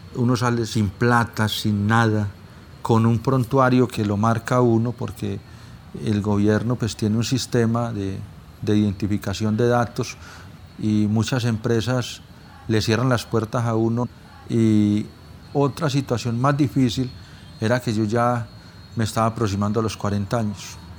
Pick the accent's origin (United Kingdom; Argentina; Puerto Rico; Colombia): Colombia; Pereira, Risaralda; moved away as an adult; also born or lived in Valle del Cauca / Meta; Nací en, en Pereira